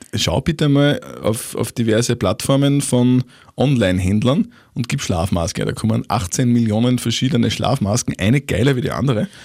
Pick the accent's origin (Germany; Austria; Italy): Austria; Upper Austria; als Oberösterreicher